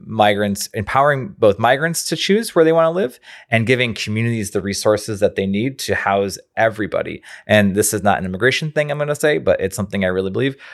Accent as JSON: {"language": "English", "town": "Rochester", "region": "New York", "country": "United States", "moved": "yes", "said": "I'm from Rochester, New York originally, and we have a family home up there"}